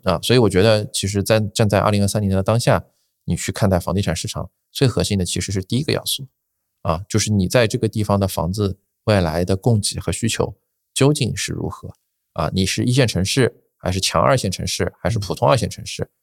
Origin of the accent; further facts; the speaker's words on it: Shanghai, China; 我，我是在上海嘛，我是土著啊